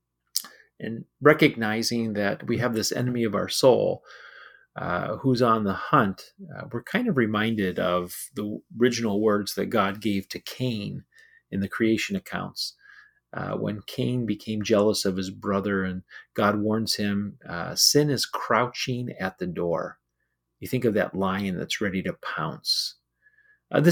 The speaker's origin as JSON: {"language": "English", "country": "United States", "said": "As an American, I live in general peace"}